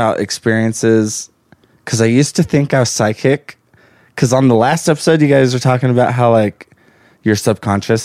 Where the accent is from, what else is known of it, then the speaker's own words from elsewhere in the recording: El Paso, Texas, United States; moved away as an adult; also born or lived in Lubbock, Texas; now in Utah, United States; I'm from El Paso, Texas. Born and raised